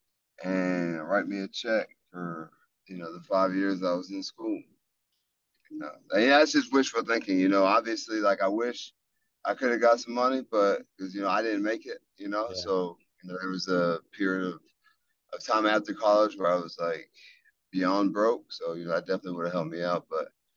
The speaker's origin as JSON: {"language": "English", "region": "Texas", "country": "United States", "moved": "yes", "said": "I'm from Texas"}